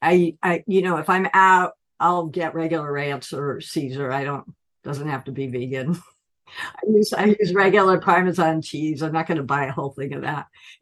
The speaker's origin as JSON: {"language": "English", "town": "Piedmont", "region": "California", "country": "United States", "tie": "born or raised there", "also_born_or_lived": "Montclair, Oakland", "said": "I grew up in Piedmont, which is in the middle of Oakland."}